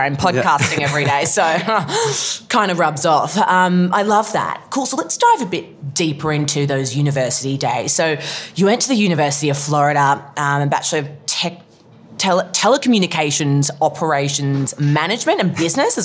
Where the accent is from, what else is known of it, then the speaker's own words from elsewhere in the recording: Melbourne, Victoria, Australia; moved away; it's actually in my hometown